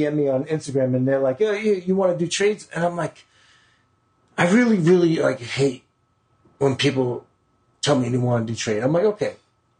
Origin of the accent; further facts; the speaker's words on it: New York City, New York, United States; We're from Queens